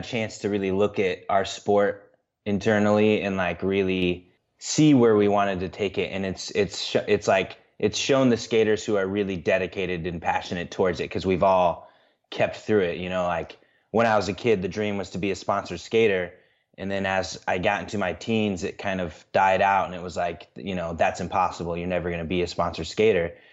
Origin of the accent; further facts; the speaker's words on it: central Illinois, United States; moved away as an adult; now in Des Moines, United States; I grew up in central Illinois